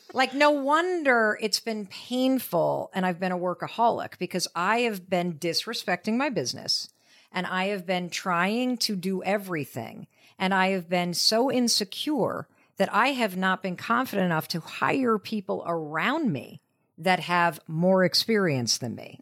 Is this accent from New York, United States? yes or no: no; Western Michigan, United States; I grew up in Western Michigan